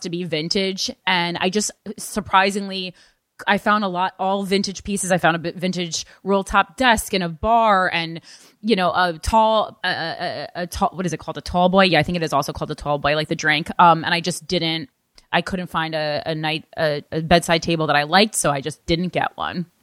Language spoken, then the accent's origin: English; New Jersey, United States; moved away; I'm still from New Jersey